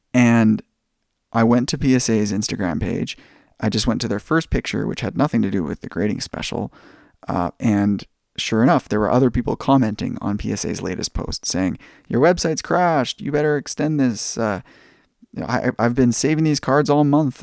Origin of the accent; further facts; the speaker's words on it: Langley, British Columbia, Canada; also born or lived in United States; being a Canadian and spending most of my time growing up in Canada